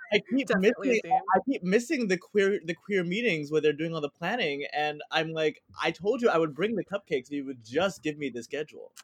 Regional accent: New Jersey, United States; moved away as an adult; also born or lived in Philadelphia, Pennsylvania / New York; I born and raised in New Jersey with a little bit of a southern twist in there.

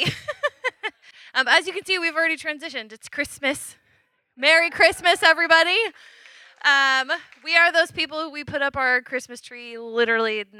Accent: Washington, United States; I grew up in Washington

